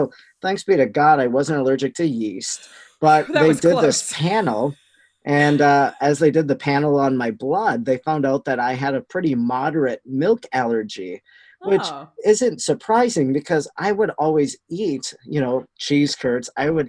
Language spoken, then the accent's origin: English; Wisconsin, United States; accent: Wisconsin; There are accents in Wisconsin.